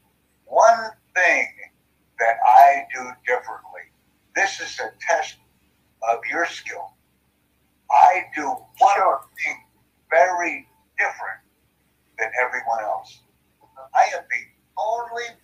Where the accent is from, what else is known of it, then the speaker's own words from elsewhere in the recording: United States; first language English; I'm from the United States, but I speak German, Dutch, Japanese, and English. Mm-hmm. English is my main language